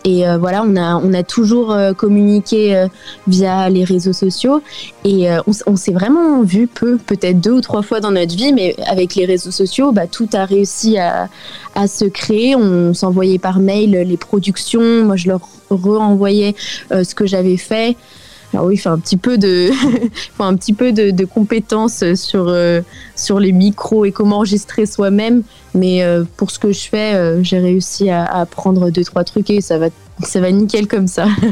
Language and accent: French; France; moved away as an adult; now in South Africa; en tant que française